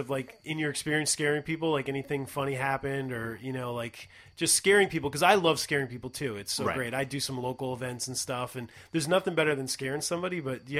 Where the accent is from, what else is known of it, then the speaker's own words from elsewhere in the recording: Northeast, United States; we're obviously from the Northeast.